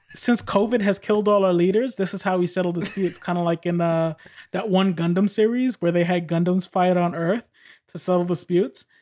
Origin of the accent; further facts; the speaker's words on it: New York, United States; moved away; I'm from New York.